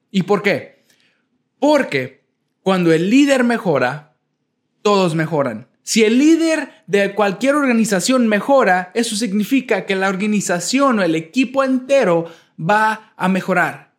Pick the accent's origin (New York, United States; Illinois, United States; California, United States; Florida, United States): Illinois, United States; Chicago; moved away as an adult; also born or lived in Nezahualcóyotl, Mexico / Sheboygan, Wisconsin; now in Pearland, United States; a la edad de un año, ah, llegué a la ciudad de Chicago, en Illinois, en los Estados Unidos. A la edad de... Ahí crecí hasta la edad de 18 años